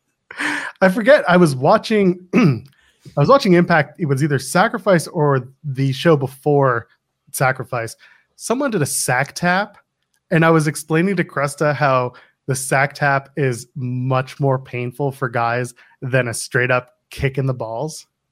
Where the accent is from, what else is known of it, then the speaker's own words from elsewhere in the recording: Ontario, Canada; I grew up in the Ontario Indies watching this guy